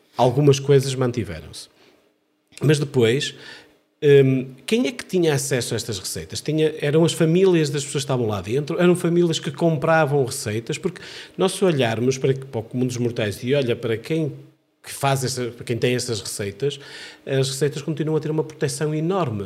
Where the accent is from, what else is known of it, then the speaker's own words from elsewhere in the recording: Amarante, Norte, Portugal; da minha terra natal, de Amarante